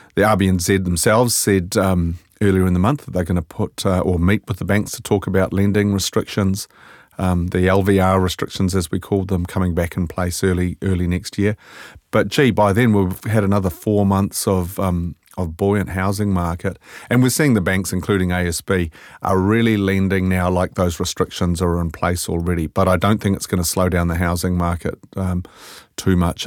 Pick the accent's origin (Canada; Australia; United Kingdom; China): United Kingdom; Scotland; now in New Zealand; I'm Scottish